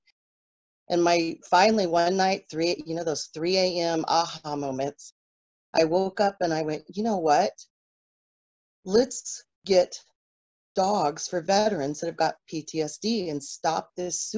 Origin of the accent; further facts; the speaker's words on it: Texas, United States; moved away as an adult; now in Eagle River, United States; I hail from Texas, went to University of Texas in college